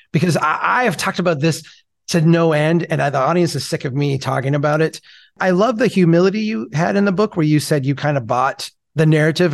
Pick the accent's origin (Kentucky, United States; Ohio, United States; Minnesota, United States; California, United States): Minnesota, United States; I look around my hometown here, which beautiful people, like I love them, they're my neighbors, but we have a really high rate of obesity, even for the state of Minnesota